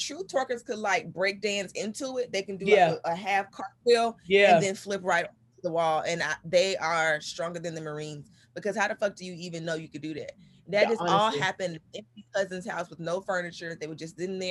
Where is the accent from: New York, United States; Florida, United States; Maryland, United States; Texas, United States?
Florida, United States; I am from Florida.